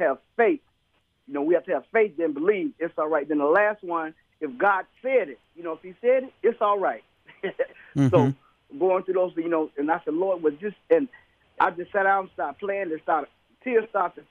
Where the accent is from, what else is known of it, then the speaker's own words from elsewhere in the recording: Chicago, Illinois, United States; Yes, I'm from Chicago